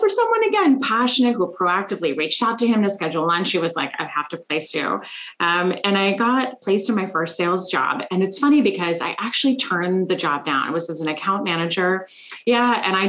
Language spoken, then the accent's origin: English; Switzerland; also born or lived in Korea / Germany; now in Washington DC, United States; I lived in Korea for about 7 months, and then I was in Germany. I'm originally from Switzerland, and so I had a chance to go back to Germany and be closer to family for a few years.